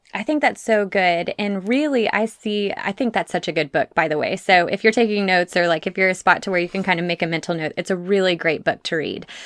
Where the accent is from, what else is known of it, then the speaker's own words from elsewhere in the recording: Texas, United States; my fellow Texan